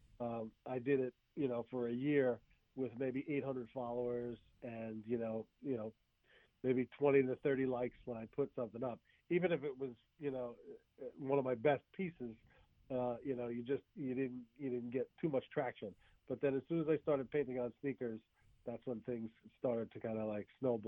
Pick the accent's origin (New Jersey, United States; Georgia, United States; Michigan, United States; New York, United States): New Jersey, United States; Bayonne; I'm from Bayonne, New Jersey